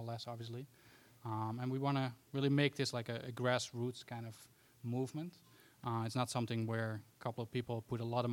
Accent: Amsterdam, North Holland, Netherlands; moved away as an adult; now in New Jersey, United States; I'm personally originally from Amsterdam, the Netherlands, and moved here to the States like 10

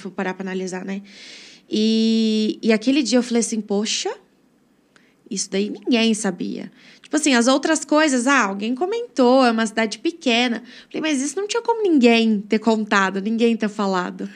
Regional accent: Brodowski, São Paulo, Brazil; sou natural de Brodowski, nasci e cresci aqui

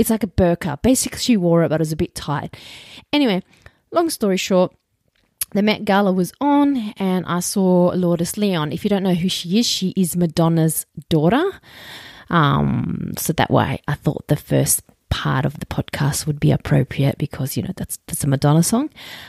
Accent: Roselands, New South Wales, Australia; I grew up like in Roselands, and I went to a punch bowl school. There was Arabs, Asians, and Aussies.

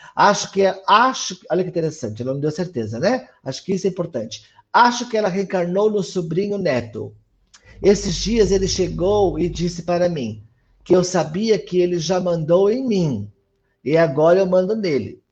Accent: São Paulo, Brazil; also born or lived in Mauá; eu sou de São Paulo, tá? Eu moro no ABC, eu moro em Mauá

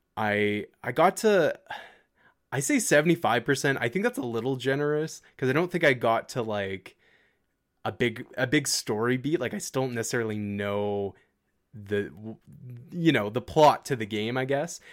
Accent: Canada; as a Canadian

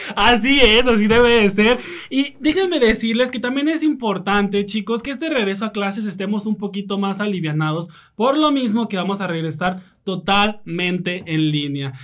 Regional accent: Mexico; Como buenos mexicanos que somos

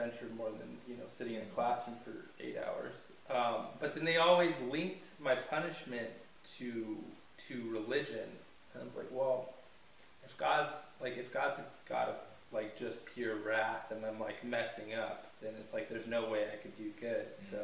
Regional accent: California, United States; moved away as an adult; now in South Africa; I'm from California

